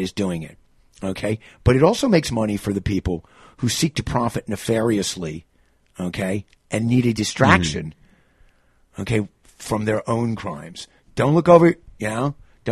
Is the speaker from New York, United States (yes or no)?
yes; New York, United States; I'm from New York